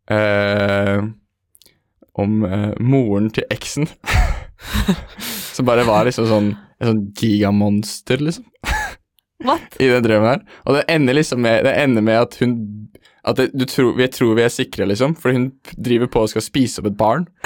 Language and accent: Norwegian; Oslo, Norway; Jeg er fra Veitved, Oslo